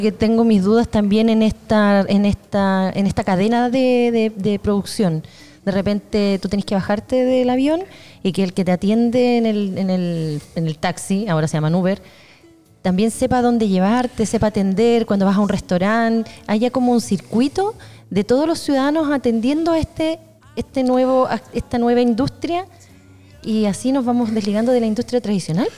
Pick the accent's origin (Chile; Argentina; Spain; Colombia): Chile; Concepción, Biobío